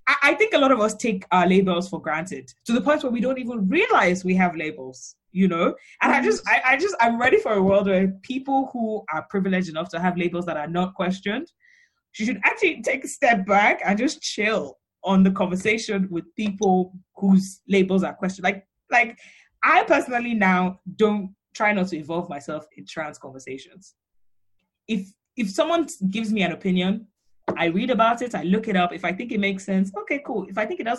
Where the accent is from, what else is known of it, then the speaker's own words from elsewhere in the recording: Nigeria; growing up in Nigeria, you don't really question it